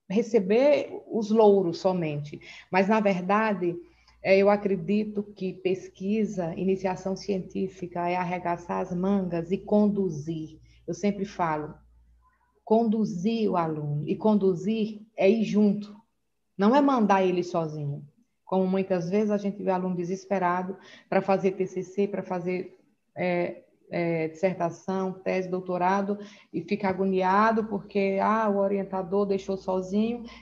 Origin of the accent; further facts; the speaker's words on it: Northeast Region, Brazil; now in Manaus, Brazil; Eu sou do Nordeste, eu moro aqui em Manaus já há 18 anos.